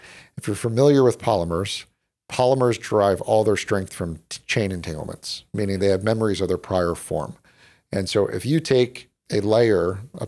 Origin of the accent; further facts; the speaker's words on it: Chapel Hill, North Carolina, United States; moved away as an adult; also born or lived in Philadelphia; now in Silicon Valley, United States; I grew up in Chapel, North Carolina.